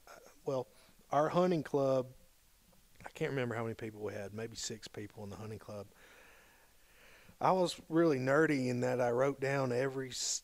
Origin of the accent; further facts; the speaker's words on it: Huntsville, Alabama, United States; I grew up in Huntsville, Alabama